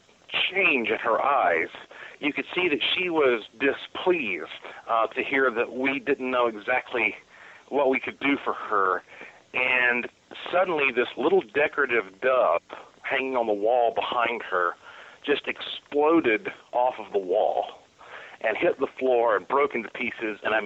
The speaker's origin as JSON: {"language": "English", "town": "Asheville", "region": "North Carolina", "country": "United States", "tie": "born or raised there", "said": "my hometown, Asheville, North Carolina"}